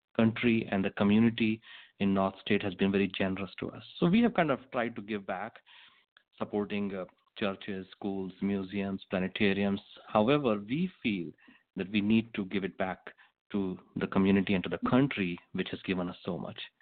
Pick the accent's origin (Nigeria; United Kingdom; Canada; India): India; moved away as an adult; also born or lived in Manhattan, New York; now in Shasta County, United States; I was born in India, and uh, 24 years ago, I moved to United States